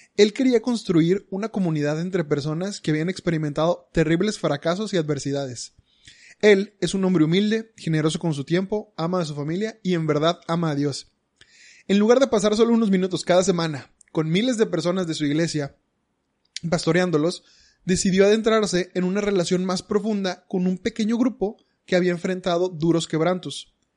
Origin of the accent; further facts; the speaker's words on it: Monterrey, Nuevo León, Mexico; los regios somos regios